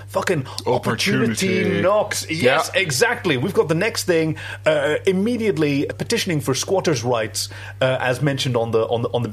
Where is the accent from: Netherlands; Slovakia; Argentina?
Netherlands; we come from the Netherlands, which is flat as a mirror